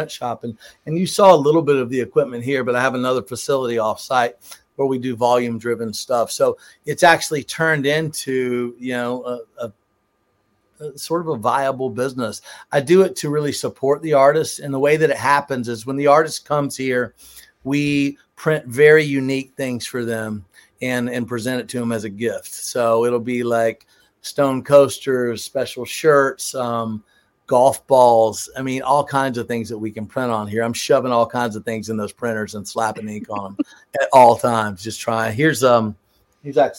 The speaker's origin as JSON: {"language": "English", "region": "Georgia", "country": "United States", "tie": "born or raised there", "also_born_or_lived": "Jacksonville, Florida", "said": "I was born and raised in Georgia. I went to high school in Jacksonville, Florida"}